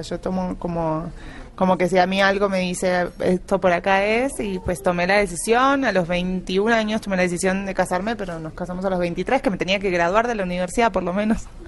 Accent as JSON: {"language": "Spanish", "region": "Buenos Aires Province", "country": "Argentina", "tie": "born or raised there", "moved": "as an adult", "lives_now": "Colombia", "said": "Yo soy de Buenos Aires, no de la capital capital, o sea, no soy porteña"}